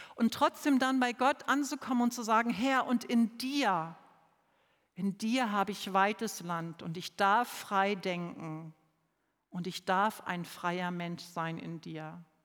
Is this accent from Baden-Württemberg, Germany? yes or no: no; Lower Saxony, Germany; also born or lived in Southern Germany; now in Neu-Ulm, Germany; Ich komme ja bekanntlich aus Niedersachsen. Bei uns gab es Pfingstmontag frei und als Schülerin hatte ich auch noch Pfingstdienstag frei